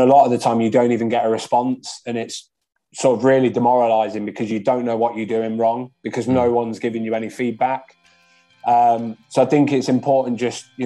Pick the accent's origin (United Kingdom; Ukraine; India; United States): United Kingdom; Leicester, East Midlands; moved away as an adult; now in Telford, United Kingdom; I was born and raised in Leicester.